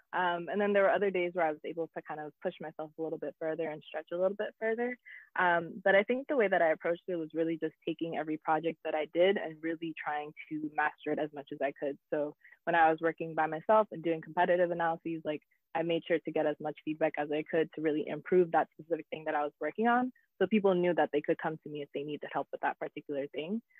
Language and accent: English; United States; also born or lived in South Africa; I was still American. So there was like a privilege with being American and being abroad in an African country